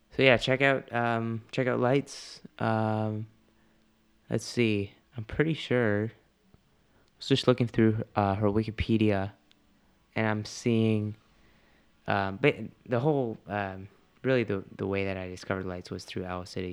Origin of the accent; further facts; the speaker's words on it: Canada; I'm Canadian